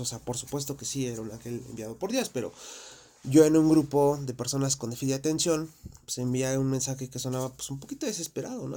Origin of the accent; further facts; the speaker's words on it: Mexico; Yo soy de México